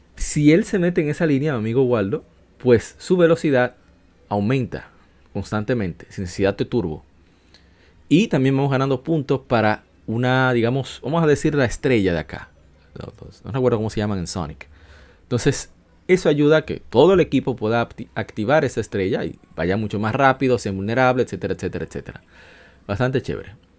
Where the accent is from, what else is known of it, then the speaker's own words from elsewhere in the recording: Dominican Republic; República Dominicana, en mi país